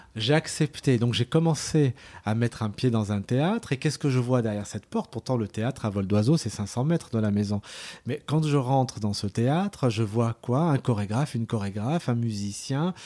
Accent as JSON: {"language": "French", "town": "Lyon", "region": "Auvergne-Rhône-Alpes", "country": "France", "tie": "born or raised there", "said": "Je suis né à Lyon"}